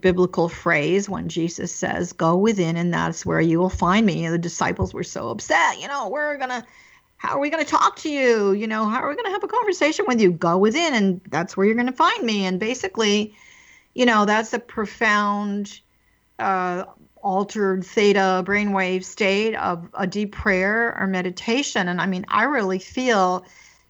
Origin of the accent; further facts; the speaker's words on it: East Coast, United States; I was raised on the East Coast in a very traditional Catholic religion